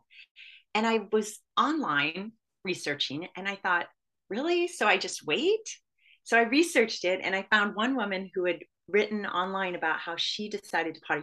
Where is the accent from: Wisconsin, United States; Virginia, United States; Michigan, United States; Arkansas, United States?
Michigan, United States; when I was growing up in Michigan